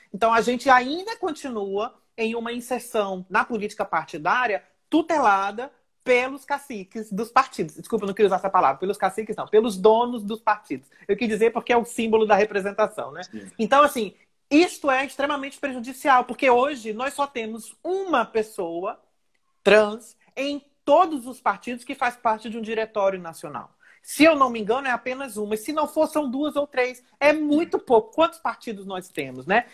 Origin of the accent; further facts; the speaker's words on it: Niterói, Rio de Janeiro, Brazil; eu sou de Niterói